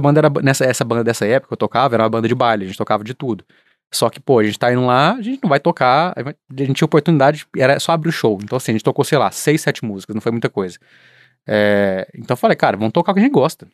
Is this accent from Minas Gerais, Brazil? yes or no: yes; central-west Minas Gerais, Brazil; moved away; a gente é do centro-oeste de Minas